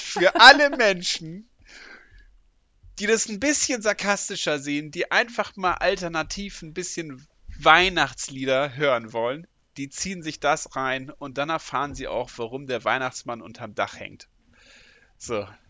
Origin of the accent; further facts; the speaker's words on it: Northern Germany, Germany; ich als Norddeutscher